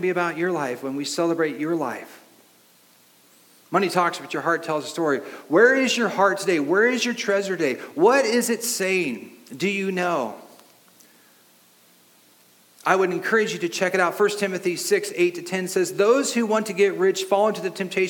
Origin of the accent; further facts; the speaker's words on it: Long Beach, California, United States; the house I grew up in Long Beach